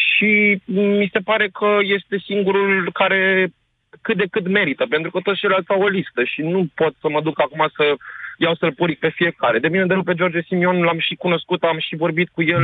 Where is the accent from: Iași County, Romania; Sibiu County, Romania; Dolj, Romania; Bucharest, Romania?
Dolj, Romania; Craiova; eu sunt din Craiova